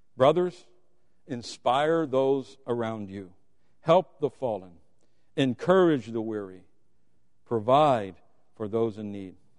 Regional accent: Deep South, United States; I was raised in the Deep South

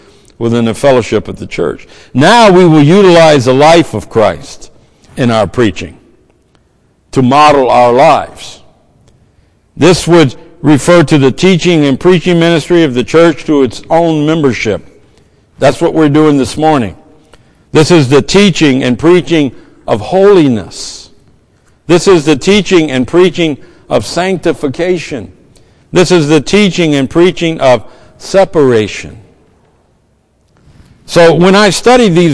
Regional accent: the South, United States; I'm from the South.

